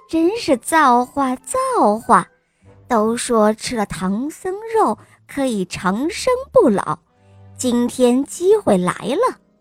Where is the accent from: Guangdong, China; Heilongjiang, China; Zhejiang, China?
Guangdong, China; Huangjiang; 我五岁半了，我来自还乡